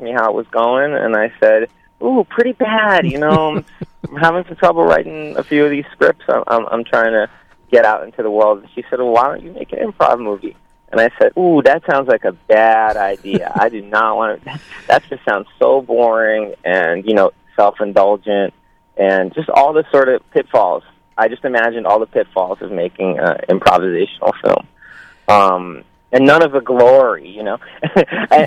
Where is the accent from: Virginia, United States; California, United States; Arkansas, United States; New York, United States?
New York, United States; moved away as an adult; also born or lived in Ukraine; now in Los Angeles, United States; I'm from the Ukraine, but I grew up in New York, and then I moved out here when I was 21